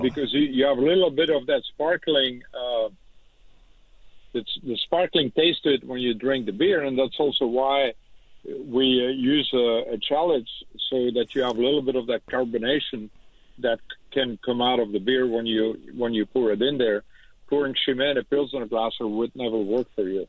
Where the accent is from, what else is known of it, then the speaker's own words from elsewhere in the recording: Leuven, Flanders, Belgium; first language Dutch; English is a second language; moved away as an adult; also born or lived in Austin, Texas; that's my hometown. Uh, I am from Leuven, Belgium, so I kind of grew up drinking Stella Artois